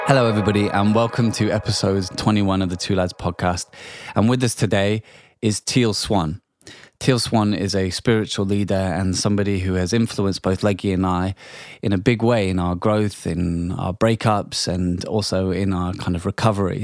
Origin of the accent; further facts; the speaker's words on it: England, United Kingdom; we grew up in England